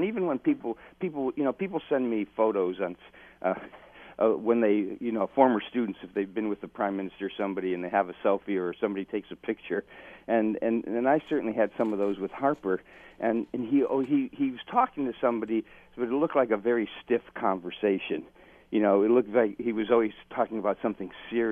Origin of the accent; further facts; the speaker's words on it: Dundas, Ontario, Canada; Dundas, my hometown